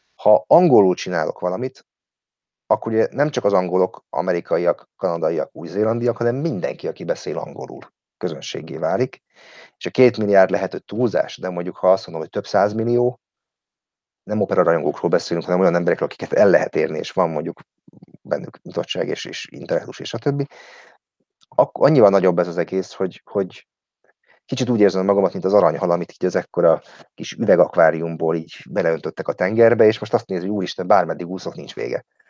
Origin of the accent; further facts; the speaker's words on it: Hungary; moved away as an adult; now in London, United Kingdom; én is magyar vagyok